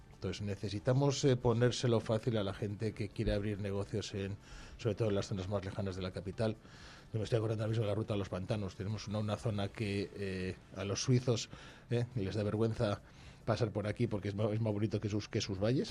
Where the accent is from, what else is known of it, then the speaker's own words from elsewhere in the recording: Brañosera, Castile and León, Spain; a mi pueblo, fuimos a Brañosera